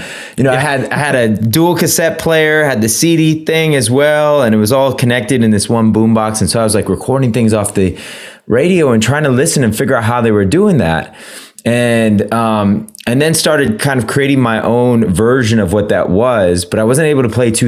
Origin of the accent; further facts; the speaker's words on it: San Francisco, California, United States; I grew up in San Francisco